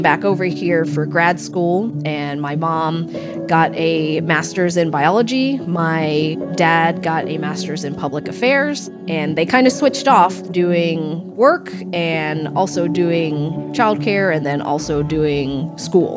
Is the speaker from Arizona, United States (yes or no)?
no; Frankfort, Kentucky, United States; also born or lived in Lexington, Kentucky; I was born in Lexington. I grew up in Frankfurt, the capital, which is about half an hour away